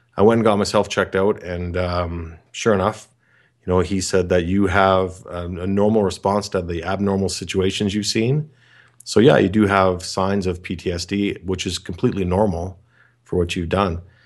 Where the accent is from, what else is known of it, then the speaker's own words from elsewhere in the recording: Canada; I'm from Canada